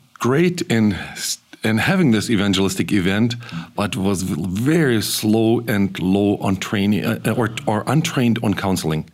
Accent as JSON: {"language": "English", "region": "central Kazakhstan", "country": "Kazakhstan", "tie": "born or raised there", "moved": "yes", "said": "I was born in the Soviet Union, a radical um, anti Christian society, and it was a rather difficult time to even be around because my parents grew their family in a place of deportation in central Kazakhstan"}